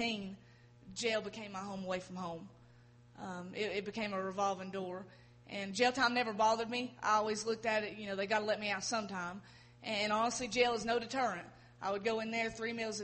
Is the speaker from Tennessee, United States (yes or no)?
yes; Erwin, Tennessee, United States; growing up in Irwin, Irwin's a small town, everybody knows everybody